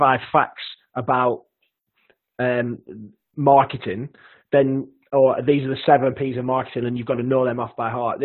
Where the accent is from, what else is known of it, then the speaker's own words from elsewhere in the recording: Lancashire, North West England, United Kingdom; accent: broad Lancashire; my broad Lancashire accent